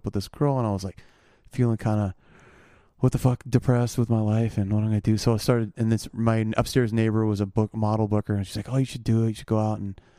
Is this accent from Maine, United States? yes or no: no; Seattle, Washington, United States; moved away; also born or lived in New York / Brooklyn; I grew up in Seattle.